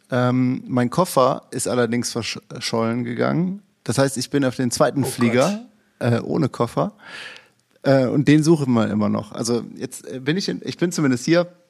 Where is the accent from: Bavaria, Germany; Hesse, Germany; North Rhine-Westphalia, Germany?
North Rhine-Westphalia, Germany; Cologne; Köln, wo ich herkomme